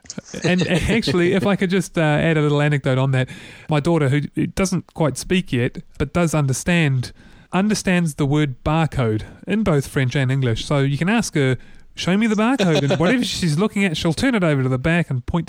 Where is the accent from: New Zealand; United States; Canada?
New Zealand; as a New Zealander who cares about creative New Zealanders